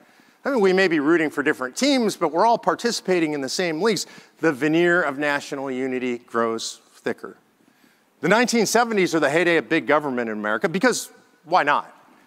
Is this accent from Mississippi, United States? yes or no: yes; Mississippi, United States; the same products as if I were back home in Mississippi all the way to New York.